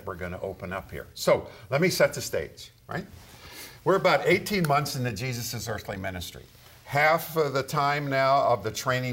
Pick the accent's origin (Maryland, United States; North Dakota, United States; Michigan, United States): Michigan, United States; I grew up in Michigan Lakes